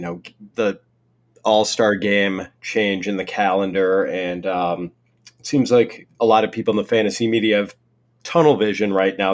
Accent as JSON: {"language": "English", "area": "Milwaukee", "region": "Wisconsin", "country": "United States", "tie": "born or raised there", "said": "the Brewers, my hometown baseball team"}